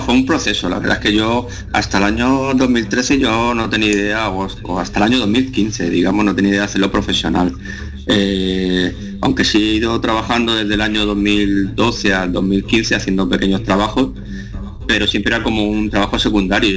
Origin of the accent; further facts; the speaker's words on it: La Unión, Region of Murcia, Spain; moved away as an adult; also born or lived in Cartagena / Barcelona; Yo soy natural de Cartagena. Pues- eh, yo, aunque nací en Cartagena, he vivido toda la vida en, la ciudad de La Unión. Está a 8 kilómetros de aquí de Cartagena.